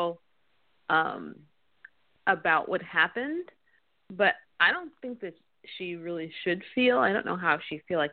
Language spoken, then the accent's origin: English; New York, United States; I grew up in New York